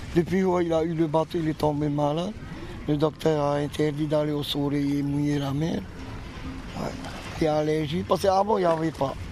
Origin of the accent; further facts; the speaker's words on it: Taha'a, Leeward Islands, French Polynesia; comme on est originaire de Taha